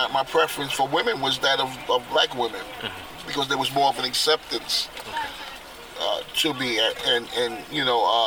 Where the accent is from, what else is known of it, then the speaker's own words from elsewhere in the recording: New York City, New York, United States; Born and raised in Yankee Stadium area, Highbridge, all my life